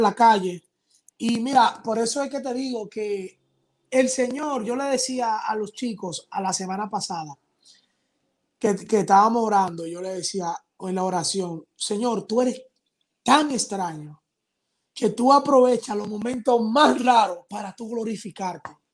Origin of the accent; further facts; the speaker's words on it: Dominican Republic; Aquí en mi país